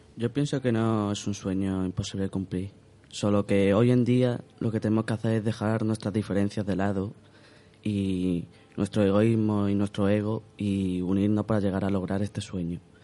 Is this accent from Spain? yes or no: yes; Spain; haya nacido aquí